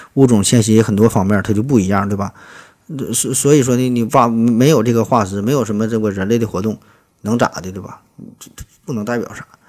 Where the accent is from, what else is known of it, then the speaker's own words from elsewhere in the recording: China; 咱作为中国人，咱也挺高兴